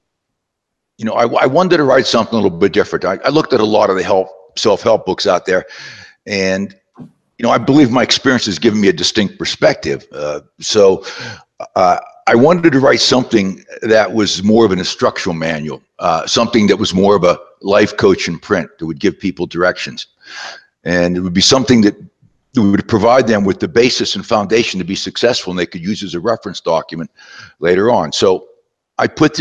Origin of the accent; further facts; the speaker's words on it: southwestern Pennsylvania, United States; moved away; also born or lived in West Virginia; I was born in West Virginia, and I was raised in southwestern Pennsylvania, a small coal mining town